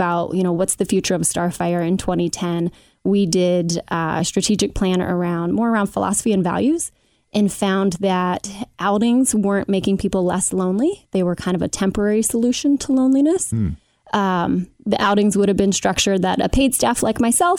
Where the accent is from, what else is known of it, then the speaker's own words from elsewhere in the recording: Cincinnati, Ohio, United States; also born or lived in Madisonville; I grew up in Oakley, mother of two in Madisonville